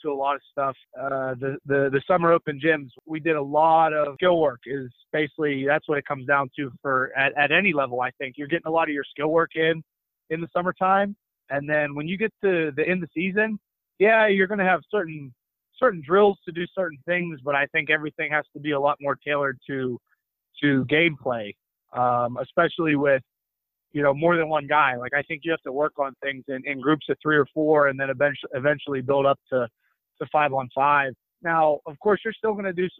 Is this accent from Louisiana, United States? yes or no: no; Murrysville, Pennsylvania, United States; moved away as an adult; also born or lived in Spain; I'm a Pittsburgh kid. I'm from Murrysville, Pennsylvania. Grew up, played high school basketball at Franklin Regional in Western PA